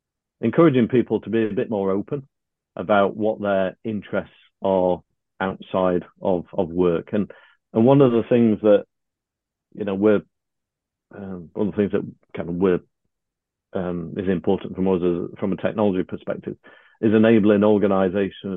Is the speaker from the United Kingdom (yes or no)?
yes; United Kingdom; we're British